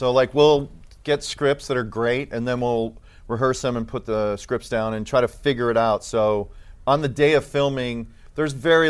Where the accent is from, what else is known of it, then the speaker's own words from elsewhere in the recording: Chicago, Illinois, United States; I was born on the South Side